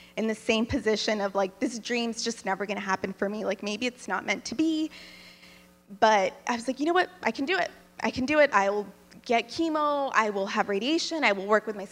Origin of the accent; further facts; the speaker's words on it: Texas, United States; now in Jackson, Tennessee, United States; I'm in Jackson, Tennessee, but I'm from Texas